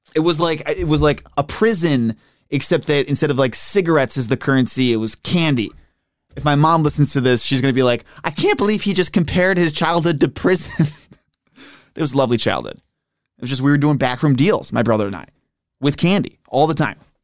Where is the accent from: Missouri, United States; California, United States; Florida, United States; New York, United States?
New York, United States; Buffalo; moved away; I grew up in Buffalo